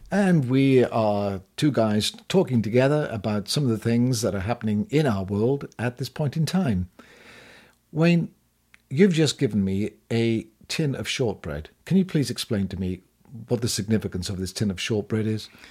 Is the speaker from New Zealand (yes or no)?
no; United Kingdom; also born or lived in United States; now in Spain; we are British after all, yes, living in exile in sunny Spain